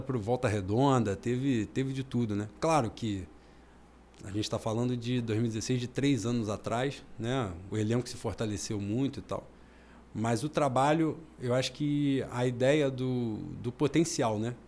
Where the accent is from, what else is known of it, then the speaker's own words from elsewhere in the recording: Rio de Janeiro, Brazil; nós somos da Zona Oeste, banguenses, nascidos e criados em Bangu